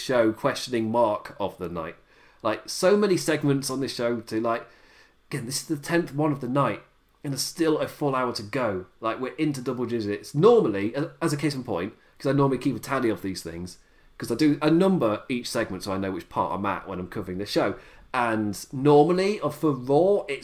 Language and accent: English; England, United Kingdom; being English